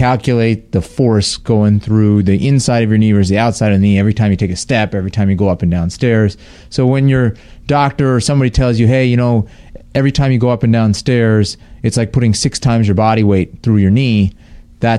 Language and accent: English; Inland Empire, California, United States; I grew up in the Inland Empire, so like about an hour east of L.A.